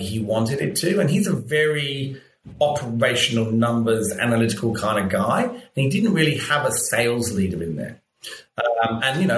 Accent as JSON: {"language": "English", "region": "London", "country": "United Kingdom", "moved": "as an adult", "lives_now": "Australia", "said": "I'm from London"}